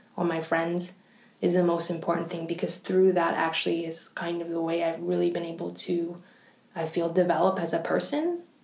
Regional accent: Canada; in Canada, actually, where I'm from

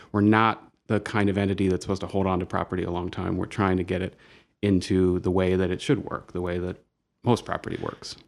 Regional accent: Dayton, Ohio, United States; moved away as an adult; now in Toledo, United States; I grew up in Dayton and was there until undergrad

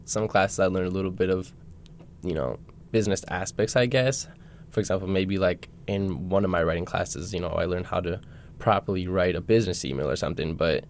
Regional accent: Minneapolis, Minnesota, United States; moved away as an adult; now in Superior, United States; I am from Minneapolis, Minnesota. So just 2.5 hours south from here, Spear. I came here to play soccer and study, get my education.

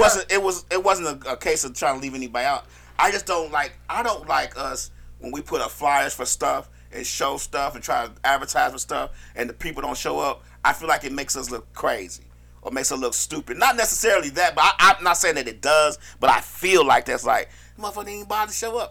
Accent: Chicago, Illinois, United States; now in Atlanta, United States; I'm from Chicago

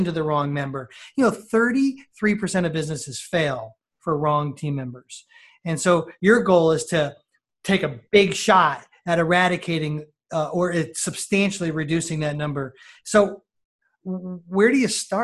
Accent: New York, United States; also born or lived in Northeast Ohio; now in Ohio, United States; I'm a New Yorker

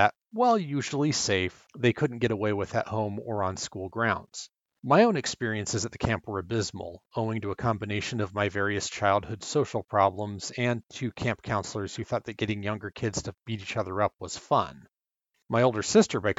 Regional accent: California, United States; Growing up in California

